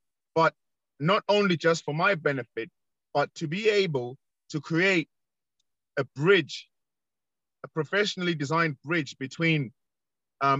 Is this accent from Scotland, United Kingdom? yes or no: no; London, United Kingdom; I was born in Northwest London, and we used to have community police